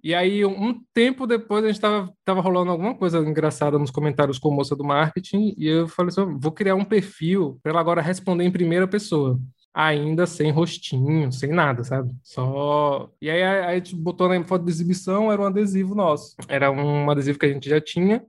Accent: Serrinha, Bahia, Brazil; moved away as an adult; now in São Paulo, Brazil; sou da Serrinha, interior da Bahia.

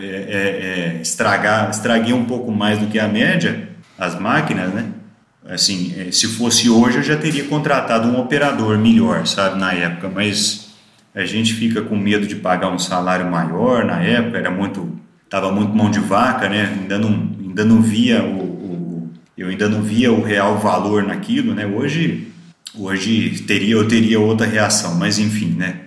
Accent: Araxá, Minas Gerais, Brazil; moved away as an adult; also born or lived in Uberaba / Goiânia / Rio Verde; surgiu a vaga em Araxá, né, minha cidade natal, onde a gente tinha fazenda.

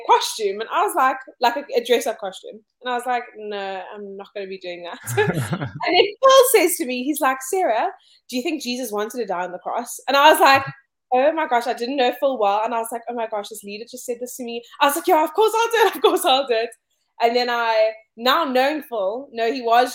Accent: Cape Town, Western Cape, South Africa; I grew up here in Cape Town, South Africa

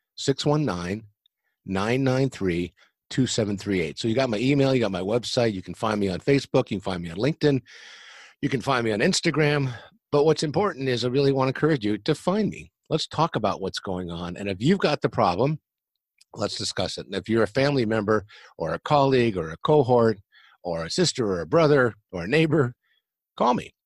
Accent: San Diego, California, United States; I grew up here in San Diego, California, and I'm still in San Diego, California

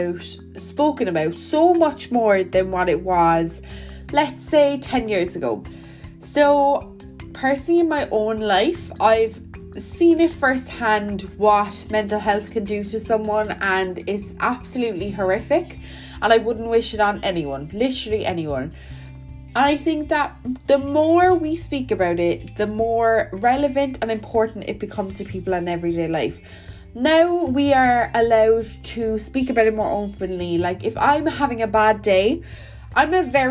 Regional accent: Welsh, Wales, United Kingdom; I'm Welsh

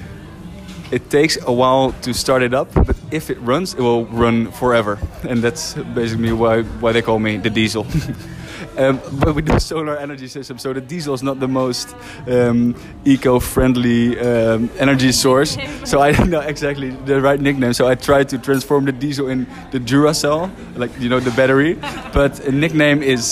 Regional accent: Netherlands; moved away as an adult; also born or lived in Rotterdam; now in Spain; I'm from Holland

